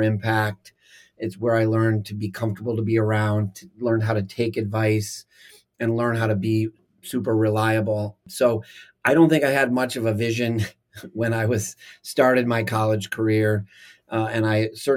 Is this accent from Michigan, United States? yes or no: yes; Michigan, United States; moved away as an adult; also born or lived in Lansing, Michigan; now in Washington, D.C., United States; I grew up in Michigan, in mid-Michigan, and I had a very, very nice but very simple upbringing.